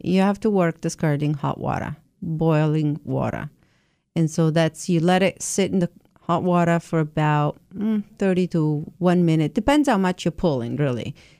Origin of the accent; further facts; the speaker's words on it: Italy; also born or lived in Chelmsford; now in Nantucket, United States; I was born and raised in Italy, yes.